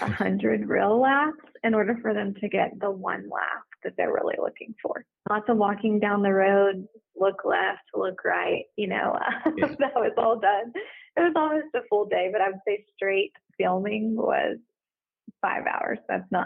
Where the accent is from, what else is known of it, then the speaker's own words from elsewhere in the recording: the South, United States; I am from the South, and so I'm a hugger